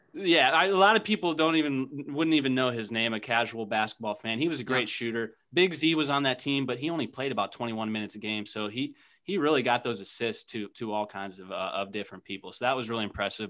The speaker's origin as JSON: {"language": "English", "town": "Akron", "region": "Ohio", "country": "United States", "tie": "born or raised there", "said": "I'm from Akron"}